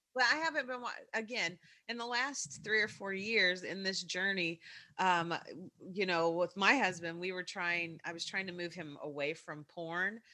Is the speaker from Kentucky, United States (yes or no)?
yes; Kentucky, United States; accent: Kentucky; my Kentucky accent